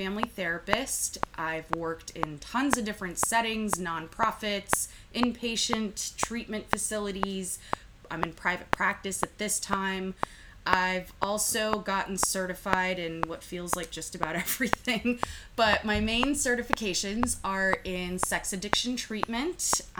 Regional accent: United States; also born or lived in Lithuania; I came to the U.S. when I was about 5 with my mom and dad

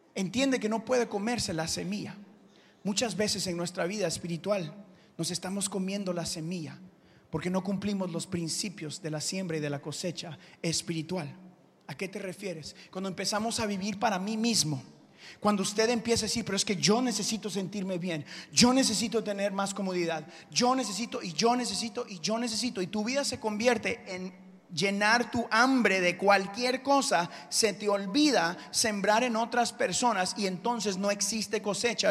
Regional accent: Houston, Texas, United States; also born or lived in Guatemala; yo crecí acá en Houston

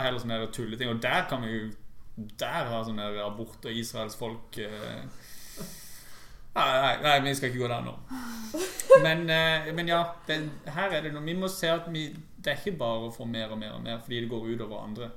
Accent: Norway

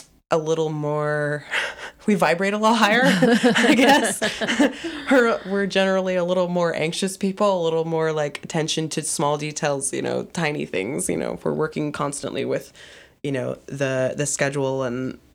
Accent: Atlanta, Georgia, United States; I'm from Atlanta, born and raised, and I went back to Atlanta after graduating for 6 months and worked for a small production company

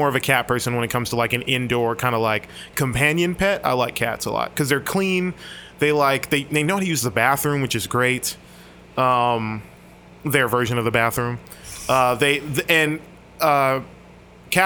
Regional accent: Miami, Florida, United States; I grew up in Miami.

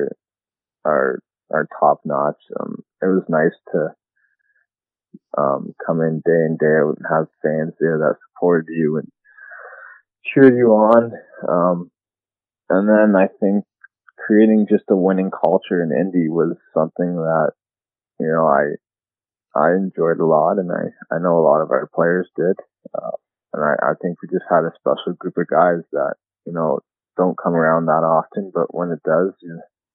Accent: London, Ontario, Canada; moved away as an adult; now in Indianapolis, United States; I played in my hometown in London

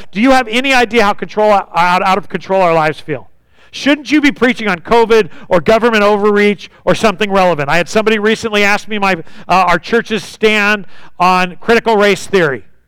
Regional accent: United States; growing up in the United States

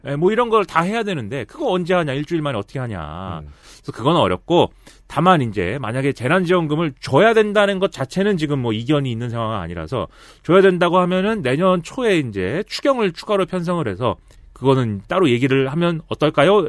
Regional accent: Suwon, Gyeonggi Province, South Korea; 저의 출신, 저의 고향인 수원시가

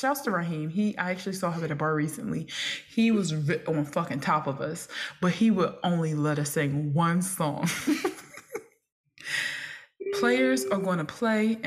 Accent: Philadelphia, Pennsylvania, United States; I was coming from North Philly again, from kindergarten to eighth grade

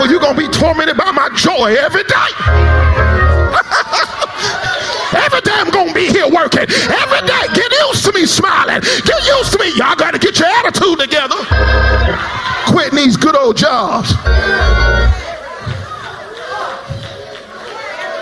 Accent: South Florida, United States; I come from South Florida

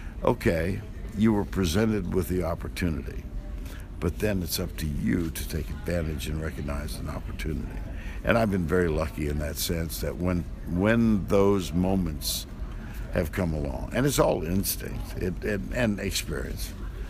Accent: Austin, Texas, United States; I grew up in Austin, and I moved to Austin when I was 12. And it's a university town, 130,000.

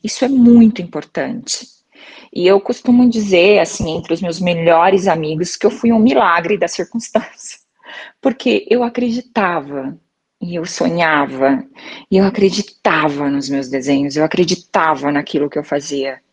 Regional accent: Maringá, Paraná, Brazil; eu sou de Maringá, no Paraná

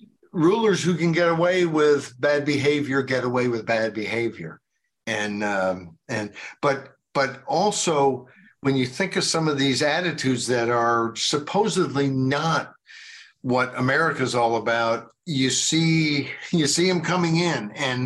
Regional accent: United States; But I want to apologize on behalf of my fellow Americans that I wasn't born sooner to do so then

